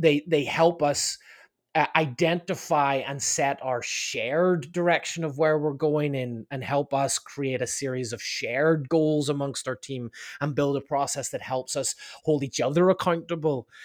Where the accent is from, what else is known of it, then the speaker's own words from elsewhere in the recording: Belfast, Northern Ireland, United Kingdom; now in Laguna Beach, United States; I'm from, uh, I'm from Ireland, actually from Northern Ireland, uh, from, uh, Belfast.